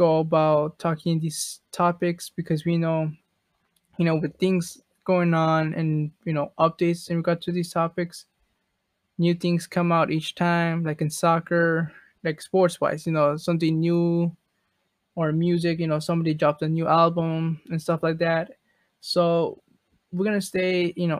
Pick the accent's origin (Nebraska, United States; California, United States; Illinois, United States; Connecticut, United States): Illinois, United States; Chicago; I'm from Chicago